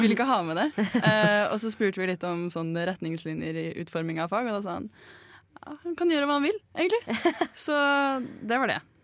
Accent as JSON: {"language": "Norwegian", "town": "Bærum", "region": "Akershus", "country": "Norway", "moved": "yes", "said": "Kommer fra, kommer fra Lommedalen. Det er en liten dal langt inni kommunen Bærum"}